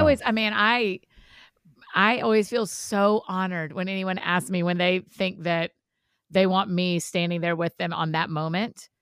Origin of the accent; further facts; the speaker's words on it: Georgia, United States; we're all from Georgia